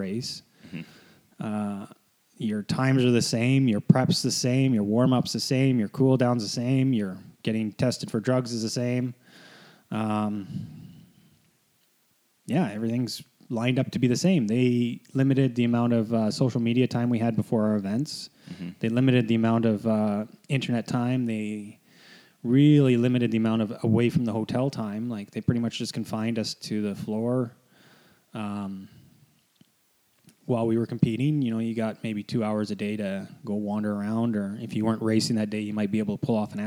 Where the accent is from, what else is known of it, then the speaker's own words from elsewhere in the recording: Canada; Canadians were the opposite. Like, we didn't get to go to the Olympic Village until our event was over